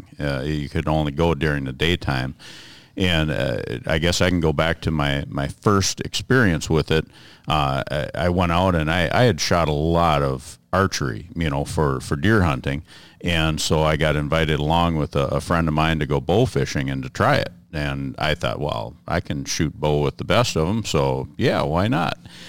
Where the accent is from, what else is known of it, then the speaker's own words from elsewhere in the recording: Alexandria, United States; I'm from Alexandria, and I guess my background, same thing. Just grew up with a lot of hunting and fishing